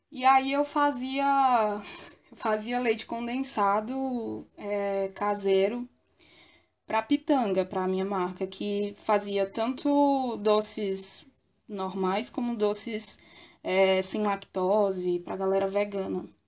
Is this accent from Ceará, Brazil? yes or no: yes; Pedra Branca, Ceará, Brazil; now in Fortaleza, Brazil; de Pedra Branca, eu venho de uma cidadezinha que fica no interior do Ceará. E eu moro em Fortaleza já faz uns 20 anos.